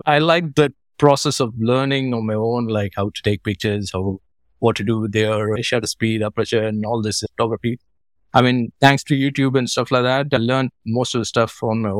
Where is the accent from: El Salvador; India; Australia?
India; Madurai, Tamil Nadu; moved away as an adult; also born or lived in New York State, United States; now in London, United Kingdom; I'm from Madurai originally, and then around 22 years back, I moved to London